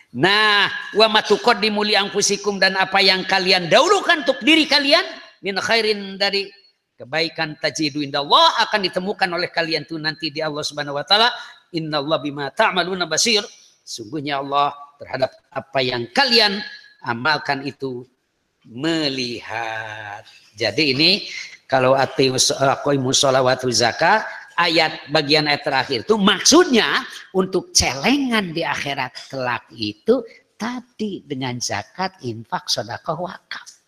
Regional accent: Kawali, West Java, Indonesia; ya malahan kalau di daerah saya itu daerah Kawali, Ciamis.

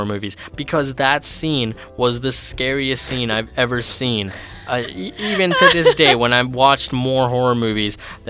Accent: Canada; as a Latin American, I was born here in Canada, so I can't necessarily say that I'm completely Latin American, but I have been to Guatemala.

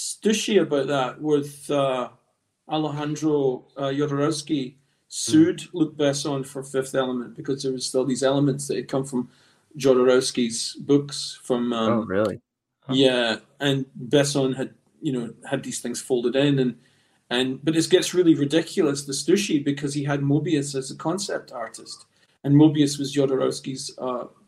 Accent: Scotland, United Kingdom; also born or lived in Los Angeles, United States; I was born actually in Los Angeles and spent a few years in America before my family settled back in Scotland.

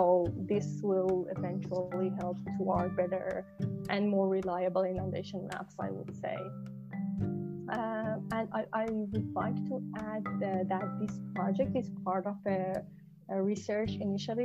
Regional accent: Shiraz, Fars, Iran; moved away as an adult; also born or lived in Italy / Waterloo, Canada; I'm originally from Shiraz, Iran

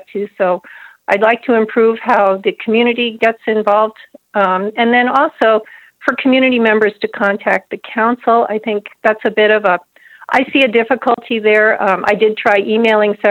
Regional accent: New Jersey, United States; moved away as an adult; now in Houghton, United States; I grew up in the New Jersey area

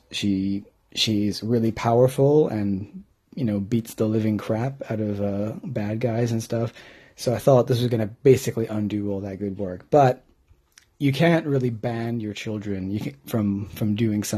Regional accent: home state of California, United States; moved away as an adult; now in United Kingdom; I am clearly from the United States, but I've been living in the UK for 16 years

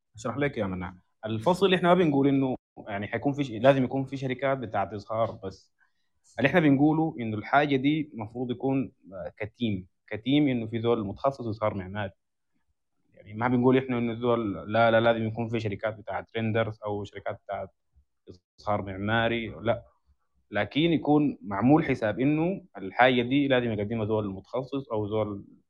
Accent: Sudan; احنا عندنا في السودان

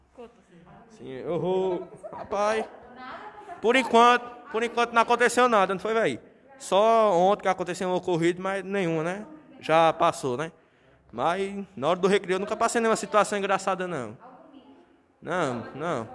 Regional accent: Northeast Region, Brazil; eu sou nordestino

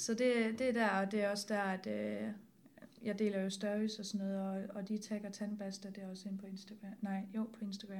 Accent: Herning, Central Denmark Region, Denmark; jeg kommer fra Herning, og der snakker alle med alle

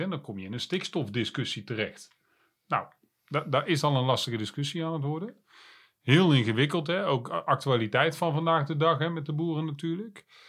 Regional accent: Breda, North Brabant, Netherlands; geboren en getogen in Breda

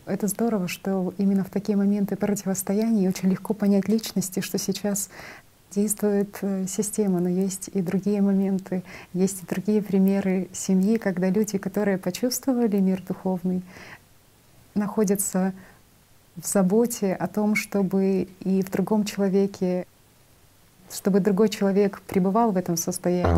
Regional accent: Belarus; Я сама из Белоруссии

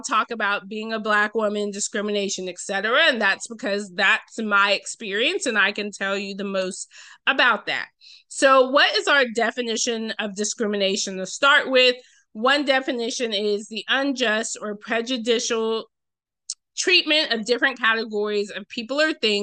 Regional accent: Roswell, Georgia, United States; now in Durham, United States; where I grew up in Roswell, Georgia

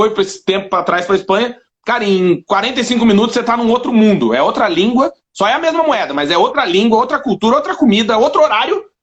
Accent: South Region, Brazil; É, imagina, eu sou do Sul, ele morava no é. Nordeste, a gente nunca ia se encontrar, provavelmente.

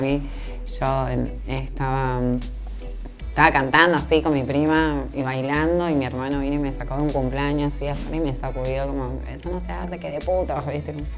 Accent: Villa Gobernador Gálvez, Santa Fe, Argentina; Me crié en Villa Bernador Galvez. Eh, bueno, estuve como hasta los seis años ahí

